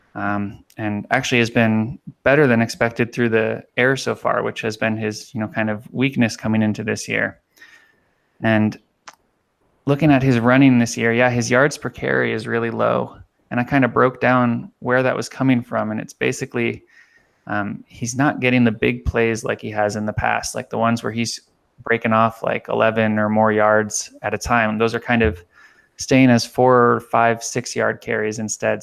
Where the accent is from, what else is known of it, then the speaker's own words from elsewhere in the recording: Miami, Florida, United States; moved away; I grew up in Miami